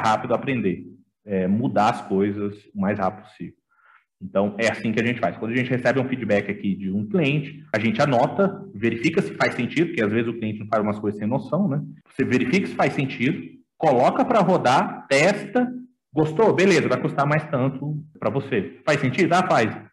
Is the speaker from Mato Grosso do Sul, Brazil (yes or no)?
yes; Campo Grande, Mato Grosso do Sul, Brazil; voltei para minha terra natal, que é Campo Grande, tá? Sou de Mato Grosso do Sul